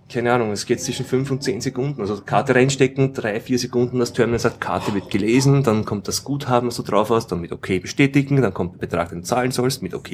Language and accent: German; Austria; in Österreich haben wir alle Bankomatkarten diese, diese Quick-Funktion